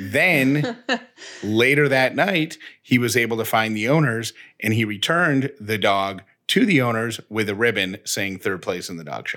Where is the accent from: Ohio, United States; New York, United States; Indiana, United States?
New York, United States; Syracuse; accent: Syracuse; my Syracuse accent, which I don't think I have